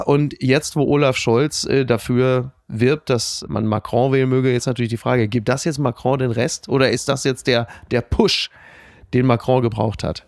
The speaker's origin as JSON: {"language": "German", "town": "Castrop-Rauxel", "region": "North Rhine-Westphalia", "country": "Germany", "said": "In kastrop Brauxel, wo ich herkomme"}